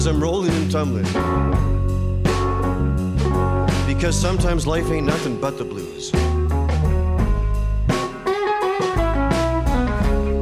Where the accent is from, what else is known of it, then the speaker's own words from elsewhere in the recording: Montreal, Quebec, Canada; I'm from Montreal, but I'm in New York right now